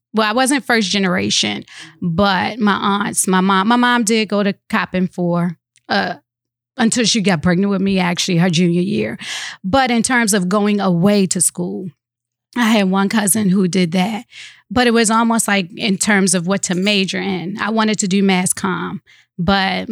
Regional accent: Baltimore, Maryland, United States; born or raised there

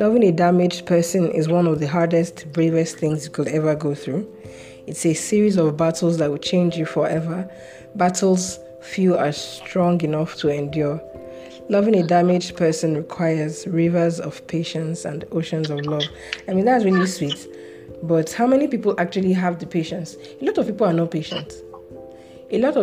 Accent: Nigeria; Growing up in Nigeria is tough

